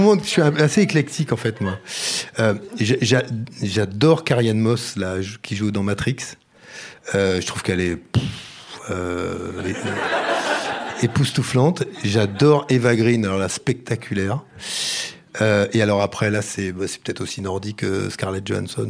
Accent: Brittany, France; Je suis breton

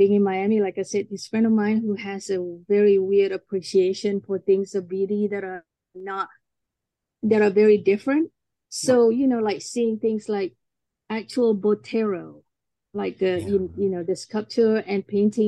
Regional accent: Malaysia; moved away as an adult; now in United States; I'm from Malaysia

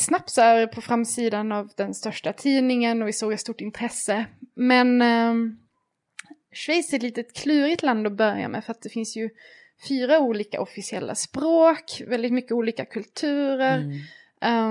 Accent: Malmö, Skåne, Sweden; moved away as an adult; also born or lived in Switzerland; när jag flyttade ifrån Malmö där jag växte upp

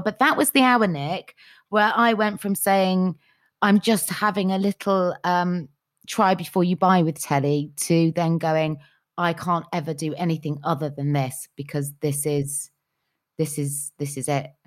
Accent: Cheltenham, South West England, United Kingdom; now in London, United Kingdom; I was from Cheltenham.

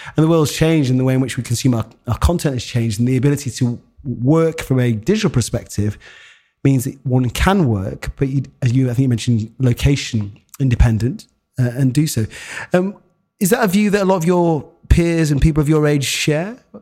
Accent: Harrogate, Yorkshire and the Humber, United Kingdom; a black man, eh, growing up in Harrogate

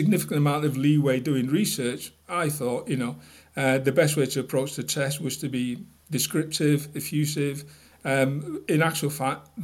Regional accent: Manchester, North West England, United Kingdom; moved away as an adult; also born or lived in Surrey; I was from Manchester originally.

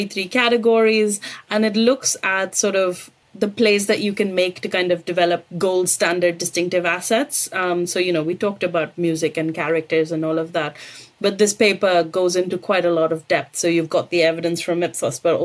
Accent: India; moved away; I grew up in India

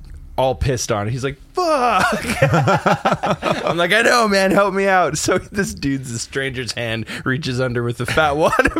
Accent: Salmo, British Columbia, Canada; in Salmo, where I grew up

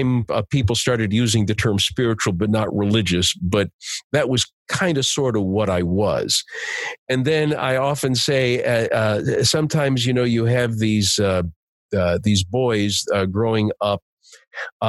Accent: United States; I'm Italian American

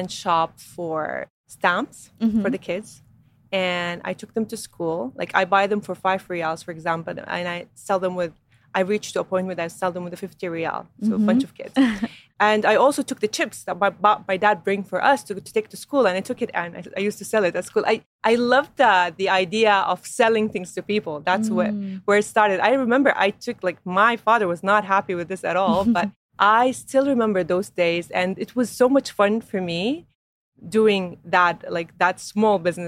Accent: Saudi Arabia; we were born and raised in Saudi as older sisters

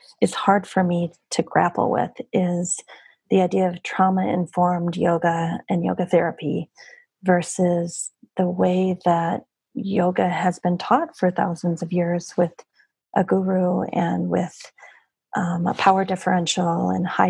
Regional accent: United States; if we stay in our bubble in the United States

